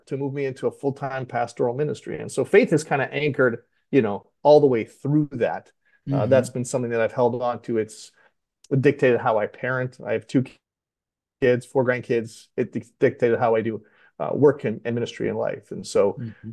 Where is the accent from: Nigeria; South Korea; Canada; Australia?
Canada; Western Canada; now in Delaware, United States; I'm actually not native to Delaware. I grew up in Western Canada